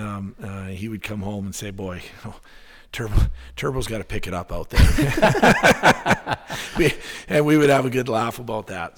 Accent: Winnipeg, Manitoba, Canada; moved away as an adult; now in Alaska, United States; It's certainly not what I grew up with in Winnipeg

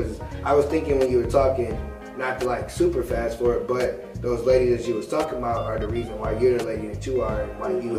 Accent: Michigan City, Indiana, United States; So I'm from Michigan City, Indiana. So it's some white folks there.

